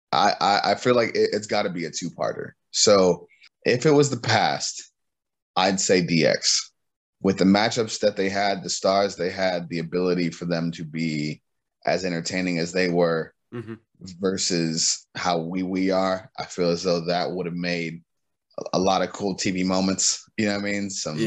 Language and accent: English; Cleveland, Ohio, United States; I'm from Cleveland, Ohio, man, so the weather is nothing new to me